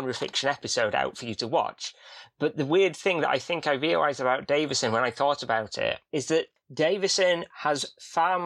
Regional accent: Yorkshire and the Humber, United Kingdom; I'm from Yorkshire

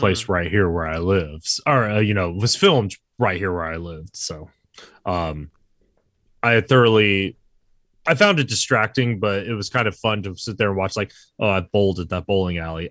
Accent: San Antonio, Texas, United States; now in Wilmington, United States; I'm from San Antonio

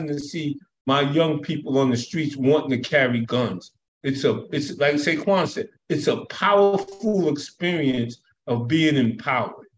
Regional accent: United States; I'm American.

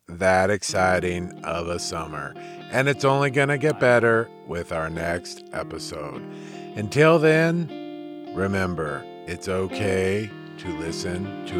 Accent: Lafayette, Louisiana, United States; My map brought me from my hometown of Lafayette, Louisiana

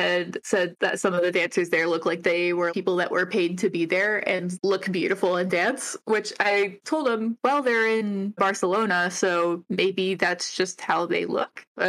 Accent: Ohio, United States; moved away; I'm from Ohio.

